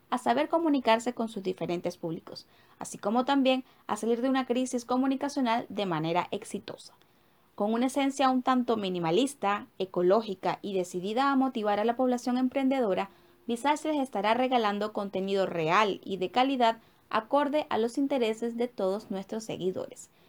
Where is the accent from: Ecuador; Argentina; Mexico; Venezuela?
Venezuela; moved away; Soy una migrante venezolana, madre, hija, esposa, soñadora y emprendedora